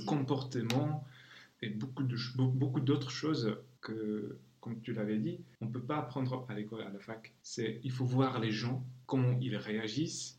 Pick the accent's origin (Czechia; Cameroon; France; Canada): Czechia; first language Czech; French is a second language; je suis d'origine tchèque, alors je traduis vers le tchèque